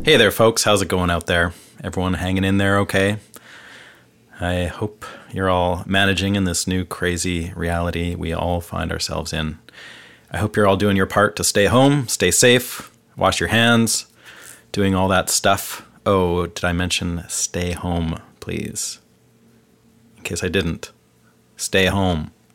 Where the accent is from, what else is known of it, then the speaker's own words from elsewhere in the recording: Vancouver, British Columbia, Canada; moved away as an adult; now in Nashville, United States; I'm from Vancouver, Canada, and I've lived the last seven years of my life in Nashville.